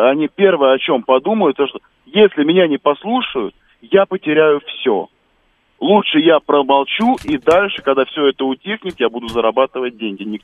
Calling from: Moscow, Russia; я из Москвы.

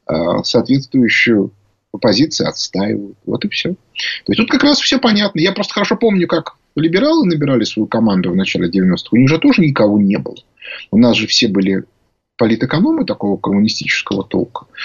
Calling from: Saint Petersburg, Russia

